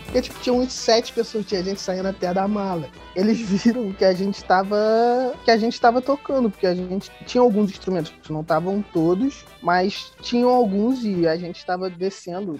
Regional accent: Nova Friburgo, Rio de Janeiro, Brazil; accent: carioca; Nós somos de Nova Friburgo

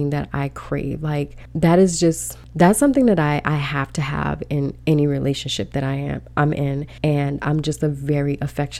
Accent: Belize; we're not African-American, but, you know, we're from Belize, we're from the Caribbean, but still, we're Black people

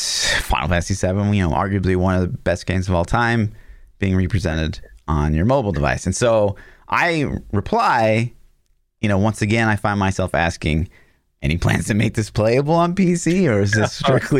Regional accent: Midwest, United States; we're from the Midwest

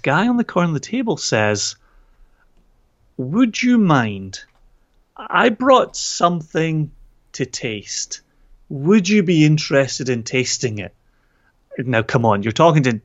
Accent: Scotland, United Kingdom; I'm Scottish

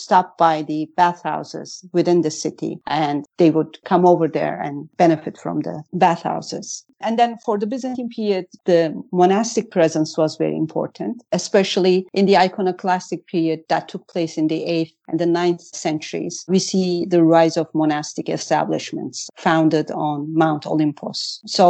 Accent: Malatya, Turkey; I was born and raised in Malatya

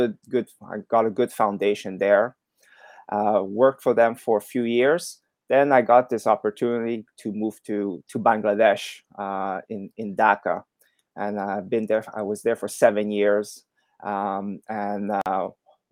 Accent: Montreal, Quebec, Canada; moved away as an adult; also born or lived in Shanghai / Hong Kong; I'm originally from Montreal, Canada. That's where I grew up

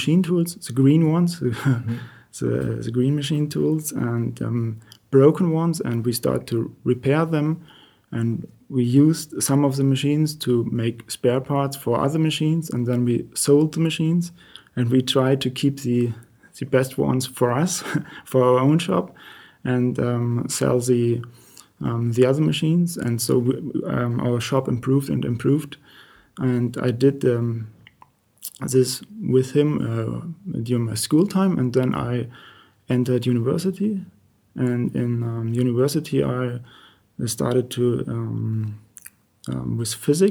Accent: Bremen, Germany; moved away as an adult; now in Eschenlohe, Germany; I was born in Bremen, and my grandpa worked

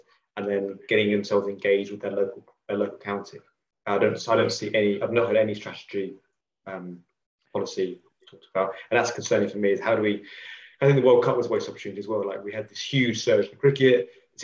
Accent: Colchester, East of England, United Kingdom; Growing up in Colchester.

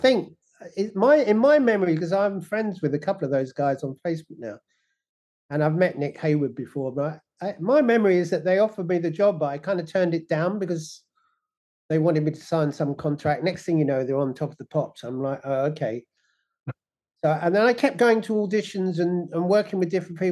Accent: London, United Kingdom; moved away; also born or lived in Leighton Buzzard; I was originally born in London. You know, I was born in Islington, and we lived in Kentish Town

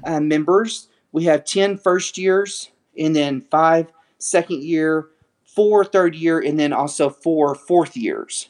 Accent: West Texas, United States; grew up in West Texas

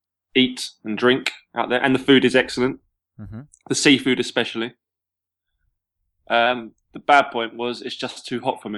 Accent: England, United Kingdom; I'm English.

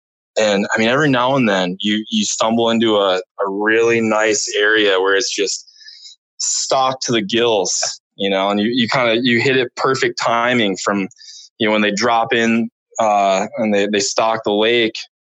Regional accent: Michigan, United States; moved away as an adult; now in Bozeman, United States; And originally from Michigan, and moved out here, 2010

